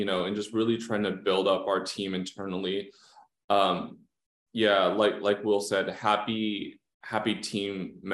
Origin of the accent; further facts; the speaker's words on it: Los Angeles, California, United States; I'm from Southern California, I'm from